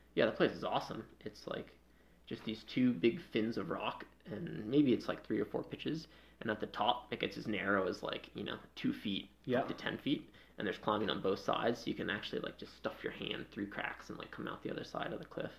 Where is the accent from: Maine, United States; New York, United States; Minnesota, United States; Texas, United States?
Maine, United States; Freedom; moved away as an adult; also born or lived in New England; now in Denver, United States; I grew up in Maine. Yeah, yeah. a small town called Freedom.